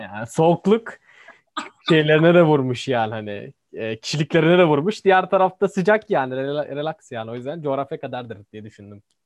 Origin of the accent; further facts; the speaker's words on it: Kars, Kars Province, Turkey; ben Karslıyım ya o yüzden ya. Bizim oralar da soğuk.